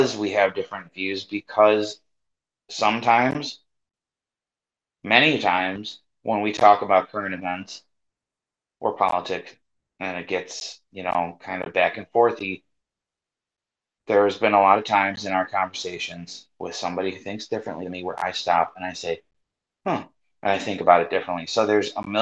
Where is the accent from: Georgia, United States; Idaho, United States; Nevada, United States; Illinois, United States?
Illinois, United States; outside of Chicagoland, Northwest; I'm from Northwest Illinois, outside of Chicagoland